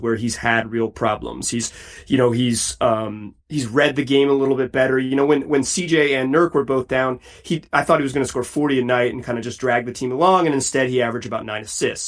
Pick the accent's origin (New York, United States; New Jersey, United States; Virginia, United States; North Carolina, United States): North Carolina, United States; Chapel Hill; I, am a Carolina guy. I grew up in Chapel Hill